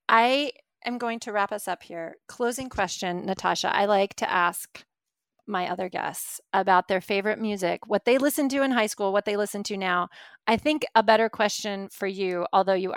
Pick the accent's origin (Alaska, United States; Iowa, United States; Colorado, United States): Alaska, United States; I grew up in Alaska